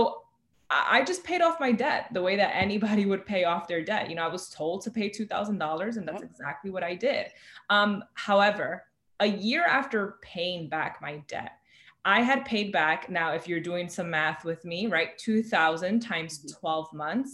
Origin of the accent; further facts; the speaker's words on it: New York City, New York, United States; I am born and raised in the Bronx, you know, here in New York City